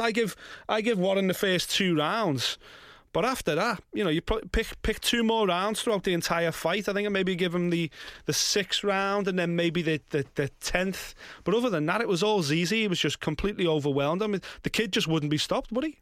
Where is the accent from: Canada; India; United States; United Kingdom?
United Kingdom; as British fight fans